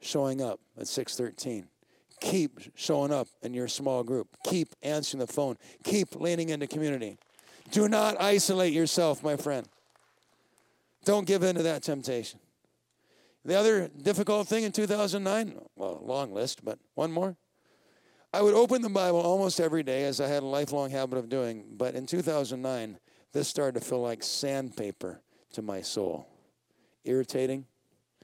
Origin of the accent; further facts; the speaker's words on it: Colorado, United States; I'm from Colorado